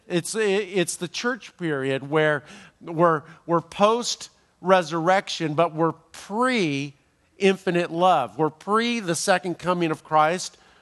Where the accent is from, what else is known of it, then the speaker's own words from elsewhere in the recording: Los Angeles, California, United States; I'm from Los Angeles